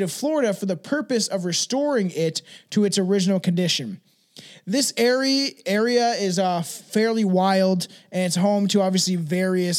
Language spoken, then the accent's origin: English; Canada; I'm Canadian